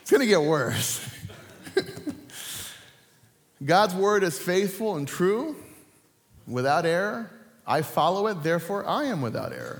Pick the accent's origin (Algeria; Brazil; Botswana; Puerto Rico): Puerto Rico; moved away; I grew up in Puerto Rico